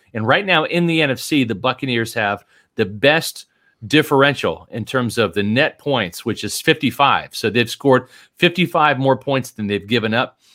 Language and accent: English; Kansas City, Missouri, United States; moved away; growing up in Kansas City